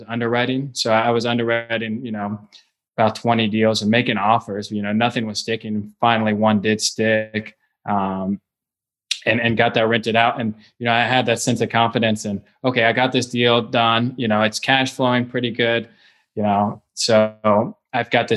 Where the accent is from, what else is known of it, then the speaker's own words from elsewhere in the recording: Cincinnati, Ohio, United States; I was born and raised in Cincinnati, Ohio